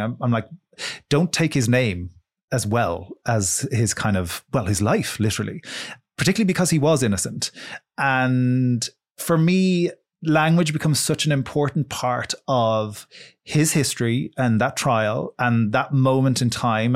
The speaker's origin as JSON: {"language": "English", "country": "Ireland", "said": "we study Irish in, in school from the time we're about five until we're seventeen"}